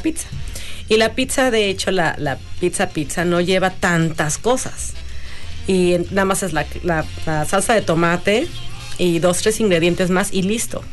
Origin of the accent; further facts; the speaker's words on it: Mexico City, Mexico; Soy de la Ciudad de México.